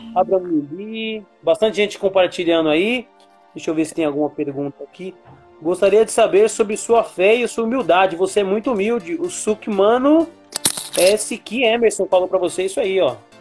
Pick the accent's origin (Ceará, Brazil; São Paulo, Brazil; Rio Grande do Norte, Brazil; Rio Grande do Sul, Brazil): São Paulo, Brazil; eu sou daqui de São Paulo